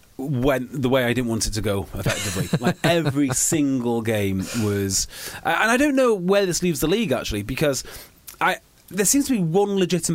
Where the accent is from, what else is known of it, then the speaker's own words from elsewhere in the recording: Wales, United Kingdom; yes, I am technically Welsh